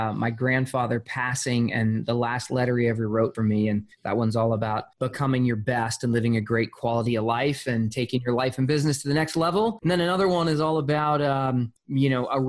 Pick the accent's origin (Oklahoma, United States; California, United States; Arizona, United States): Arizona, United States; I'm a poor white kid. I grew up in Arizona